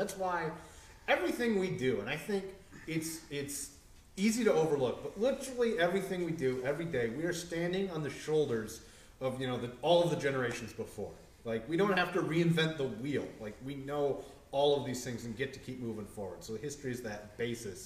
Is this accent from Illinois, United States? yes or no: no; Port Huron, Michigan, United States; come back to my hometown and work the museum here and get to tell all about Port Huron stories